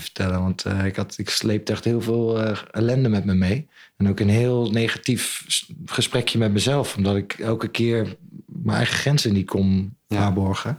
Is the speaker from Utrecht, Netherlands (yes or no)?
no; Zwolle, Overijssel, Netherlands; also born or lived in New Zealand / Ireland; Ik ben opgegroeid aan het Grote Kerkplein